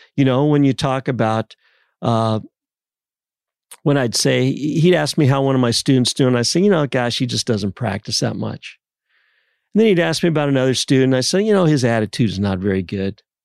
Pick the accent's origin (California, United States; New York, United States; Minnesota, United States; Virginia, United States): California, United States; San Diego; I'm from San Diego